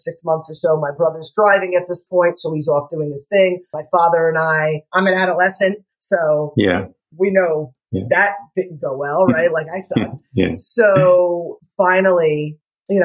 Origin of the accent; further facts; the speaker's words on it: New Jersey, United States; now in Stuart, United States; I'm from Jersey. My parents are from North Jersey, and my father worked in the city